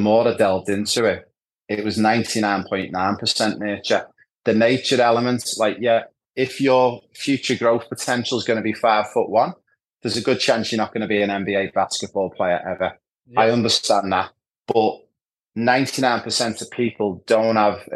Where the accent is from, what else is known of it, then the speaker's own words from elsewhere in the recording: Liverpool, North West England, United Kingdom; moved away as an adult; also born or lived in Ibiza; now in Australia; growing up in Anfield in Liverpool, the hub of football